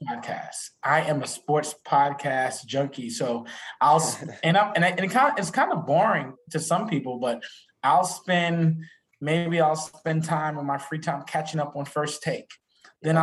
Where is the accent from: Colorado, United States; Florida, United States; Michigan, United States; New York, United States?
New York, United States; New York City; moved away; I'm originally from Brooklyn, New York